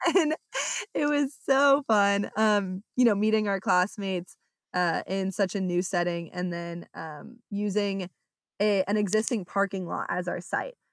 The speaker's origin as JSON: {"language": "English", "area": "Orange County", "region": "California", "country": "United States", "moved": "as an adult", "lives_now": "Oklahoma, United States", "said": "I'm from Orange County, California"}